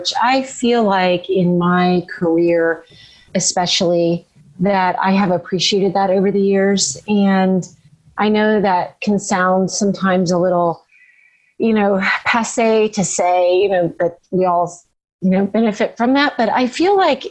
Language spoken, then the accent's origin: English; Florida, United States; I'm from Florida, so we don't have deciduous trees there